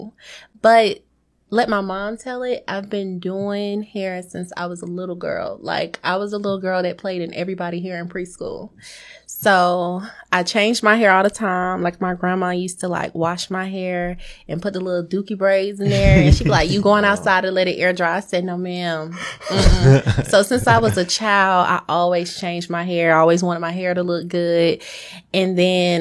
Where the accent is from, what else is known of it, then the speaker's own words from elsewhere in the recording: Hollywood, Florida, United States; now in Stockbridge, United States; I'm from Hollywood, Florida